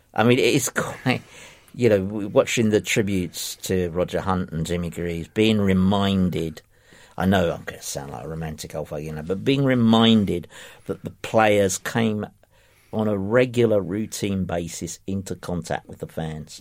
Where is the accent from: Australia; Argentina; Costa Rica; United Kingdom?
United Kingdom; London; I grew up in in Ifield Road